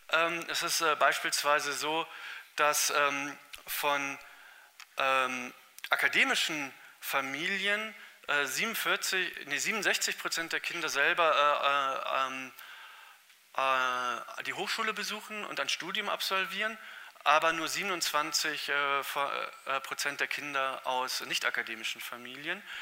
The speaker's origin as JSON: {"language": "German", "region": "Northern Germany", "country": "Germany", "said": "wenn ich das als Norddeutscher sagen darf"}